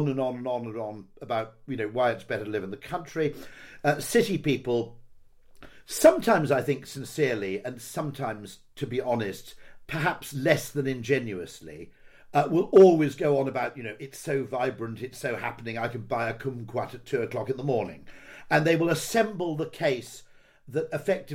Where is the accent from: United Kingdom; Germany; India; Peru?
United Kingdom; moved away; I grew up in the Wye Valley